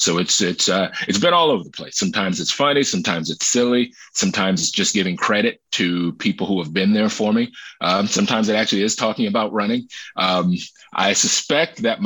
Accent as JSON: {"language": "English", "region": "Maryland", "country": "United States", "tie": "born or raised there", "moved": "as an adult", "lives_now": "New York City, United States", "said": "I grew up in Maryland and lived in Maryland up until 2019"}